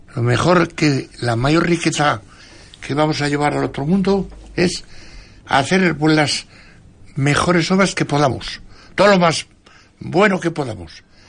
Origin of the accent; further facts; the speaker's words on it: San Vicente, Spain; en mi pueblo, San Vicente